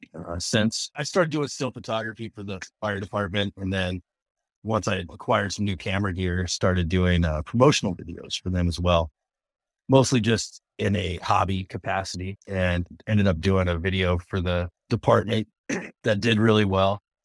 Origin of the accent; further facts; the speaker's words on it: Tacoma, Washington, United States; I grew up in Tacoma, Wash area